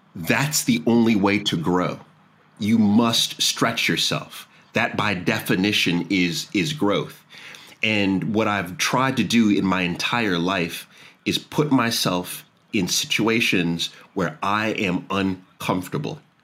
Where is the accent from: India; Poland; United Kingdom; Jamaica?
Jamaica; now in Washington D.C., United States; I'm Jamaican